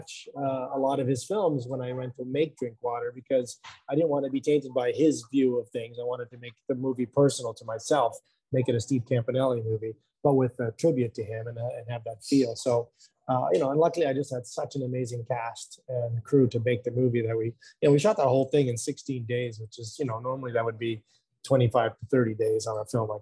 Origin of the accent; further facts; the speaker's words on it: Montreal, Quebec, Canada; moved away; also born or lived in Vancouver / Los Angeles; I was raised in Montreal, then I moved to Vancouver in the 90s, and then LA for 25 years. So I moved back to Canada 6 years ago